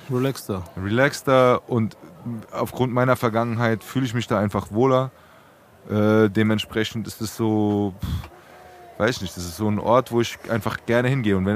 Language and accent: German; Braunheim, Hesse, Germany; ich wie gesagt, ich bin in Braunheim aufgewachsen, Sandplankenstraße, so.